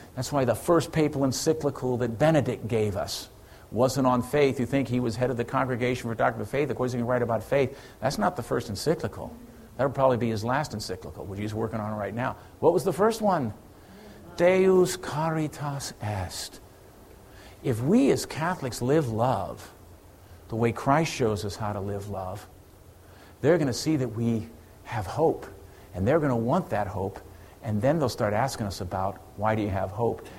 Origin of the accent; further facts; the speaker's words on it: Ireland; I'm Irish